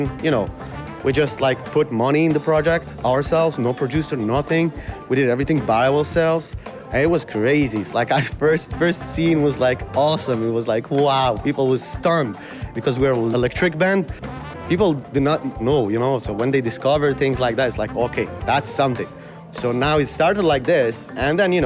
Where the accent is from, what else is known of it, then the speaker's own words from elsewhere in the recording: Algiers, Algiers Province, Algeria; moved away as an adult; now in Montreal, Canada; we're all immigrants, born and raised in Algeria.